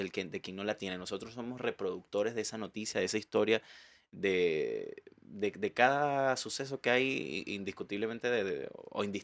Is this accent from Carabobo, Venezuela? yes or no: yes; Valencia, Carabobo, Venezuela; moved away as an adult; now in Chile; Yo soy de Valencia.